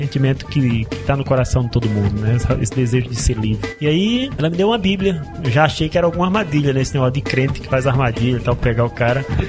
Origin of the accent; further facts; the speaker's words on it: Recife, Pernambuco, Brazil; moved away as an adult; now in Curitiba, Brazil; Eu sou pernambucano, sou de Recife.